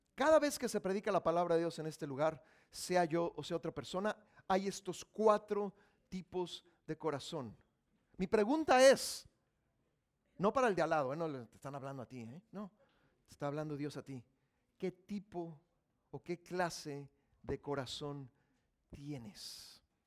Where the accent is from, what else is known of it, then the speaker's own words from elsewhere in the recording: Mexico; Yo soy mexicano